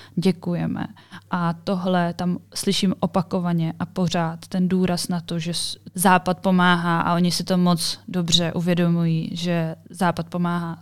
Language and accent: Czech; Czechia; jsem z Česka